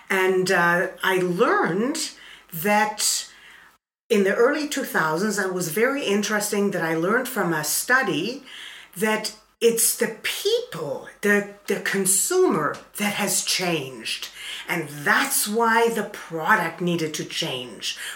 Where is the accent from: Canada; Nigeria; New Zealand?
Canada; I am from Canada.